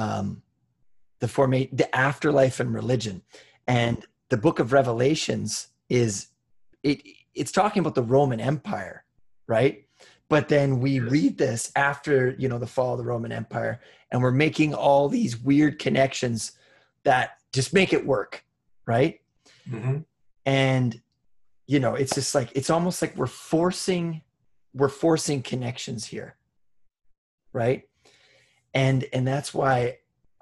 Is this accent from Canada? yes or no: yes; Cloverdale, British Columbia, Canada; we grew up in Cloverdale